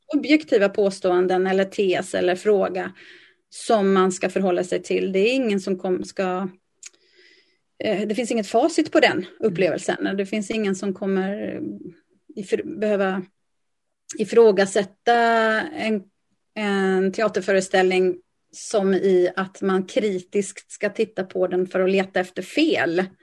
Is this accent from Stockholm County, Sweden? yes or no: no; Lysekil, Västra Götaland, Sweden; now in Gothenburg, Sweden; jag är född och uppvuxen i Lysekil